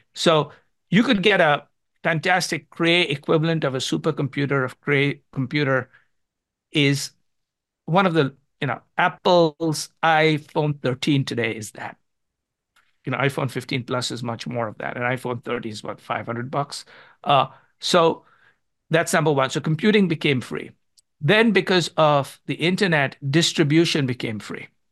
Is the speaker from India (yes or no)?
yes; India; moved away; when I was growing up in India